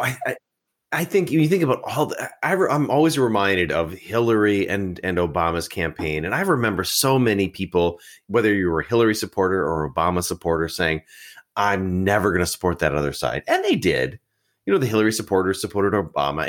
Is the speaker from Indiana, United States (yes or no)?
no; Wisconsin, United States; I'm from Wisconsin, the Badger State